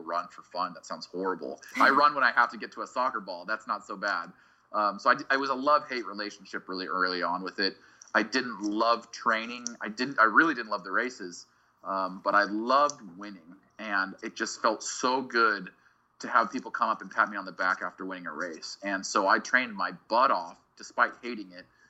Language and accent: English; Boise, Idaho, United States; I grew up in Boise, Idaho, and it's a really incredible place to be a kid.